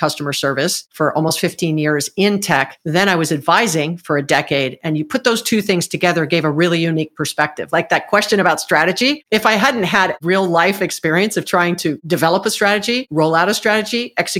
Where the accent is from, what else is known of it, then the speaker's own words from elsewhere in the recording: Hawaii, United States; moved away as an adult; also born or lived in Southern California; I'm from Hawaii. I was born and raised in Hawaii, actually